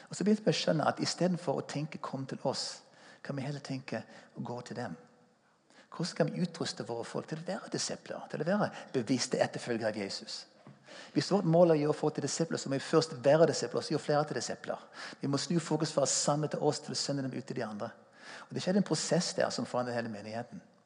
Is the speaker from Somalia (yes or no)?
no; United States; Norwegian is a second language; moved away as an adult; now in Stavanger, Norway; Jeg er amerikaner. Kom til Norge i 1981 som 22-åring